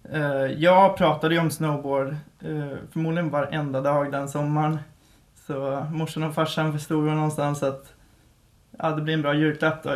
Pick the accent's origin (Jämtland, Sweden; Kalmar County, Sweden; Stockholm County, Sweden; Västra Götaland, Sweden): Västra Götaland, Sweden; Mariestad; moved away; vi är uppväxt på en ö eh, som eh, ligger i Vänern då. Mm. Eh, Sveriges största sjö. Eh, och det är två mil in till eh, Mariestad